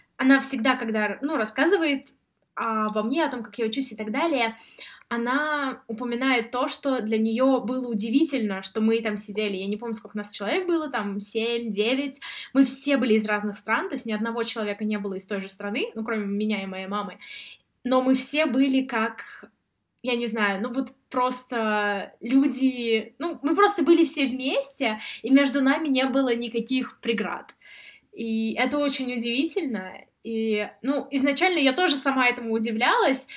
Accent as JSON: {"language": "Russian", "town": "Samara", "region": "Samara Oblast", "country": "Russia", "moved": "yes", "lives_now": "Sweden", "said": "А я сама из Самары, и я занималась в этнографическом музее"}